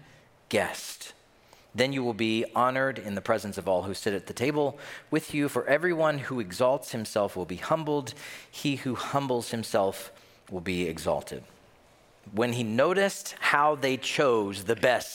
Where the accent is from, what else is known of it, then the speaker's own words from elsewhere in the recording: the South, United States; moved away as an adult; now in Minnesota, United States; I'm from the South